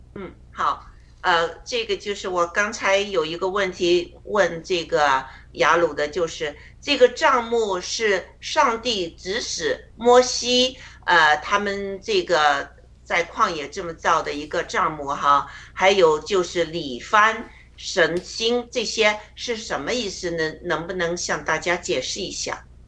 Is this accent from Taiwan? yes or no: no; China; 我们中国人